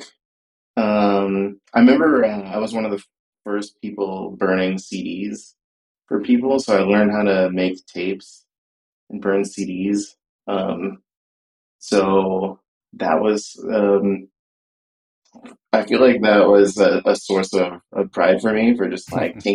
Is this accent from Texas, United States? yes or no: yes; San Antonio, Texas, United States; I grew up in San Antonio, Texas.